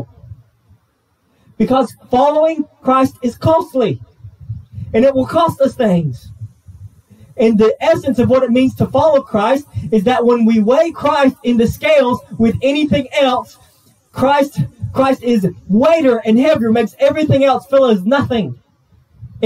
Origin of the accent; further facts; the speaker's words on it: United States; I'm half white, I'm half Thai, I'm an American